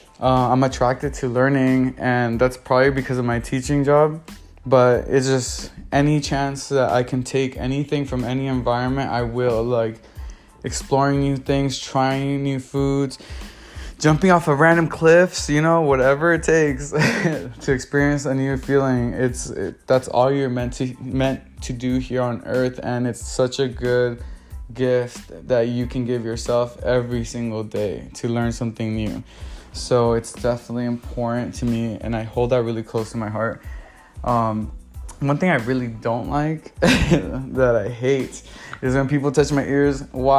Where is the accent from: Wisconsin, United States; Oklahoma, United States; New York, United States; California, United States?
California, United States; Los Angeles; I'm originally from South Central LA, and I jumped all the way to the valley, living in Woodland Hills, Chatsworth, Van Nuys, moved back down to Torrance, so that's the South Bay area, and West Covina for a little bit.